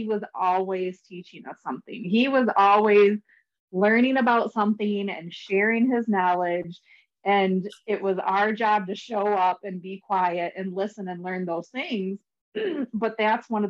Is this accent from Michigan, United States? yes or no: yes; Michigan, United States; I'm also from Michigan.